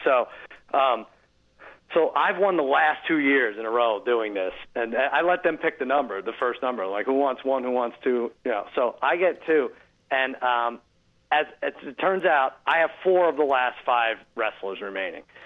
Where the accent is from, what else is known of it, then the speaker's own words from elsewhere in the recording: Long Island, New York, United States; I grew up in Long Island